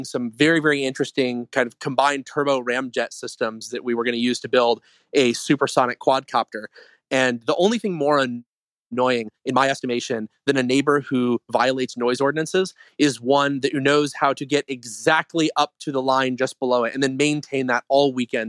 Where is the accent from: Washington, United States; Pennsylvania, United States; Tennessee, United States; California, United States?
California, United States; Long Beach; also born or lived in Orange County, California; I grew up in Long Beach. So I guess that's LA County, but the very south edge of LA County